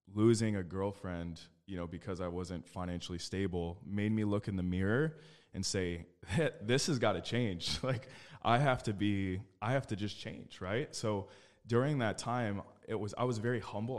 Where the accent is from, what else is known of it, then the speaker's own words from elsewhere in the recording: Phoenix, Arizona, United States; I was born and raised in Phoenix, Arizona.